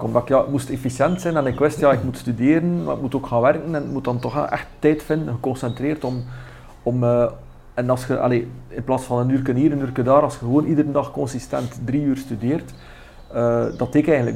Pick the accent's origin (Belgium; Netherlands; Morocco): Belgium; West Flanders; Ik ben West-Vlaming, eh, dat kan ik niet wegsteken